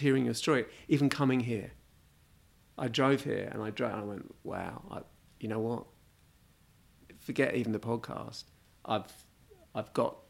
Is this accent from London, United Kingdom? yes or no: yes; London, United Kingdom; I grew up in London.